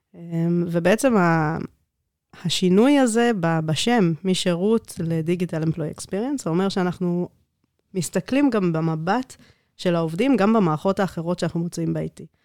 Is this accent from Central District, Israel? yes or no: yes; Netanya, Central District, Israel; born or raised there; first language Hebrew; also born or lived in South Africa